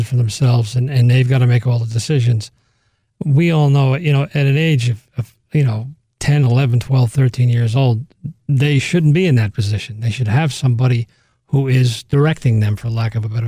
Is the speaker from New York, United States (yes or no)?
yes; Monroe, New York, United States; there was nothing like that going on in Orange County. I grew up in Monroe